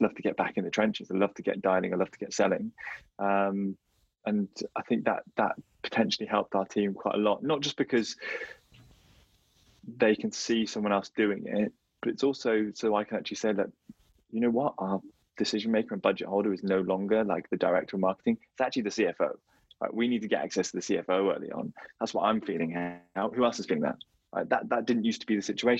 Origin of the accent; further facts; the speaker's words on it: London, United Kingdom; where I live, I'm from London